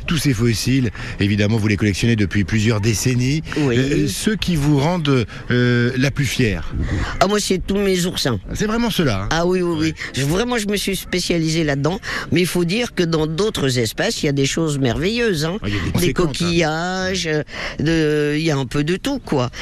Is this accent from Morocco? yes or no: yes; Casablanca, Casablanca-Settat, Morocco; moved away as an adult; now in France; je suis né à Casablanca, mais je suis venu en France, j'avais une vingtaine d'années